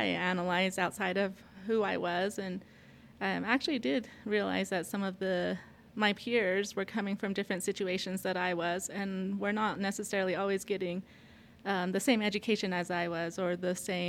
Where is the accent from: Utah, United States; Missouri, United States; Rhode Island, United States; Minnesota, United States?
Utah, United States; I just say that I'm from the whole area, because it's about equal in my life that I grew up in Monument Valley as well as Montezuma Creek, and now currently Blanding, Utah